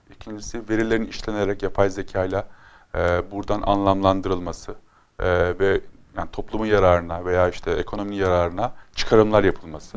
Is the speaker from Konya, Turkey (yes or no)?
yes; Konya, Turkey; Konya benim zaten memleketim